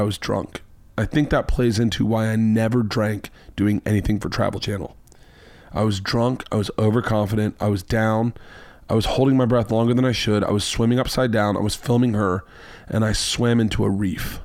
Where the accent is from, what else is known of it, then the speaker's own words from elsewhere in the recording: Florida, United States; I'm from Florida.